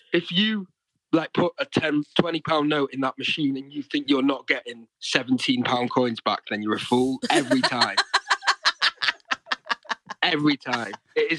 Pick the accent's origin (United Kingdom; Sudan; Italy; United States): United Kingdom; Manchester, North West England; moved away as an adult; now in London, United Kingdom; Didsbury, to be specific.